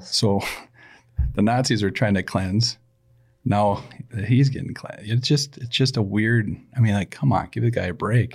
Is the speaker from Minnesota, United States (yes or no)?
yes; Saint Paul, Minnesota, United States; born or raised there